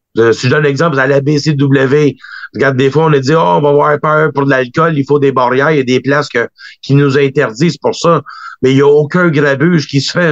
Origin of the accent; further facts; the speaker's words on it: Quebec, Canada; en tant que Québécois, on est toujours fiers un des nôtres